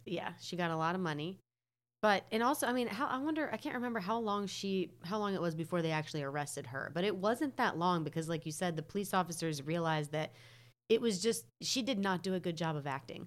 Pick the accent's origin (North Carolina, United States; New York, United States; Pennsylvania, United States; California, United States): North Carolina, United States; I'm from North Carolina